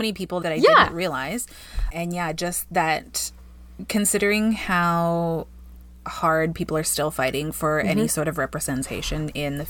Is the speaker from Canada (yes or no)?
no; Paraguay; moved away; I grew up in South America.